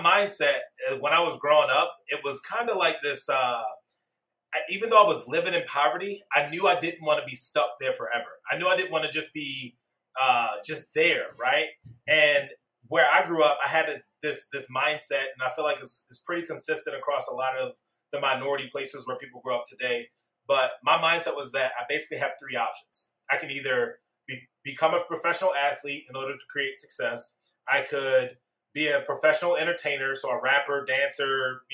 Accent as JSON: {"language": "English", "town": "Baltimore", "region": "Maryland", "country": "United States", "tie": "born or raised there", "said": "I was born and raised down in Baltimore, Maryland"}